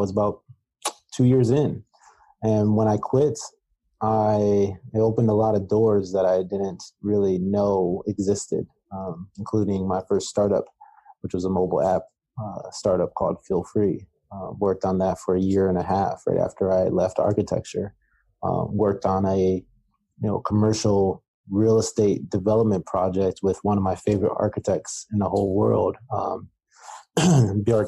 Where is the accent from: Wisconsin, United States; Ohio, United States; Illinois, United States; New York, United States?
Ohio, United States; Cleveland; moved away as an adult; now in Phoenix, United States; I come from Cleveland, Ohio, born and raised